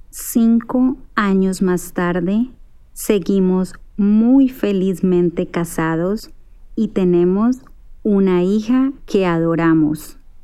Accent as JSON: {"language": "Spanish", "country": "Colombia", "also_born_or_lived": "Toronto", "said": "soy de Colombia, pero ahora estoy en Toronto"}